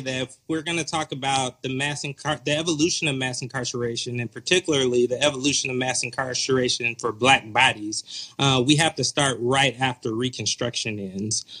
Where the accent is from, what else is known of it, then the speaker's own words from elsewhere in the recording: Atlanta, Georgia, United States; moved away as an adult; also born or lived in Appalachian Mountain region / Oakland, California; now in Chicago, United States; born and raised in the Metro Atlanta area